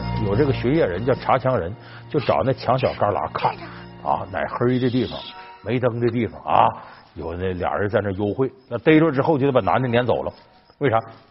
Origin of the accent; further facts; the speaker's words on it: China; 我们中国人现在平均寿命到了七十岁了